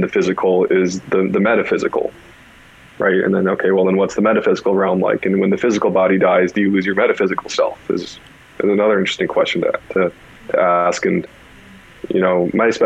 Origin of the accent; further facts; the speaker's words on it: California, United States; Growing up in California was like, all right, there's a bunch of somewhat kooky people